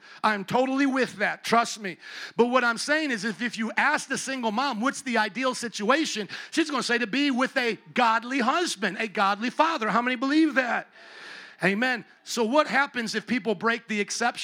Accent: Chicago, Illinois, United States; where are you from? I said, Chicago

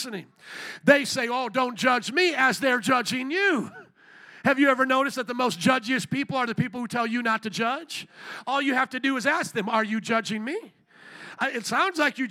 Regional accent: Indiana, United States; moved away; I grew up in Indiana, a lot more country than this

